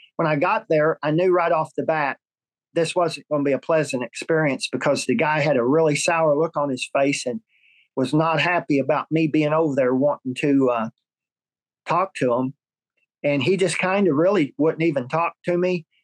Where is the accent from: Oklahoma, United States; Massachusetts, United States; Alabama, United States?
Oklahoma, United States; my home state, Oklahoma